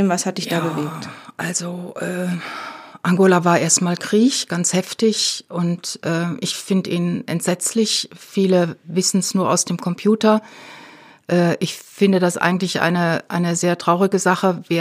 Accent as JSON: {"language": "German", "region": "Rhineland", "country": "Germany", "said": "Ja, also ich war damals nicht in Berlin. Ich bin keine Berlinerin, ich bin Rheinländerin."}